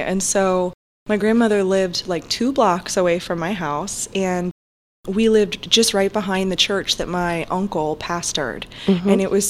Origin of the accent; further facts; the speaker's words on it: Tampa, Florida, United States; I was born and raised in Tampa. My family was from Georgia, and they moved down here when my mom was young